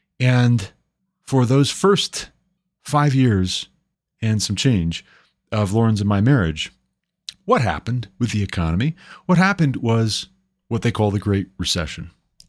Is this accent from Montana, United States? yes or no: yes; Montana, United States; And it took moving my family back home to my home state of Montana, uprooting, moving to Montana to get off of public assistance